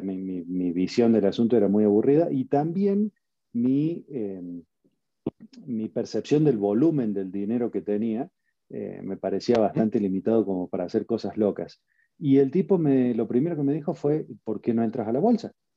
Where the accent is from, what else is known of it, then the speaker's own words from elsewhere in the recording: Argentina; moved away as an adult; now in Mexico; nací en Argentina, por eso tengo este acento raro. Llevo 19 años eh, que cumplí el 16 de marzo. Hace un par de días cumplí 19 años en México